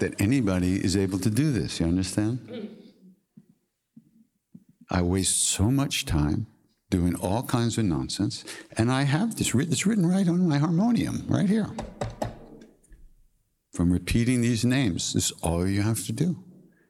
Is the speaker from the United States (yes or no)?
yes; Long Island, New York, United States; I'm from Long Island